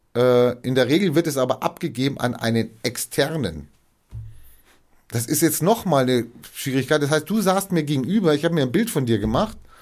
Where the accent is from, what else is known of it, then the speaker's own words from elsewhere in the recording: Germany; Ich war auch Österreicher bin in Deutschland geboren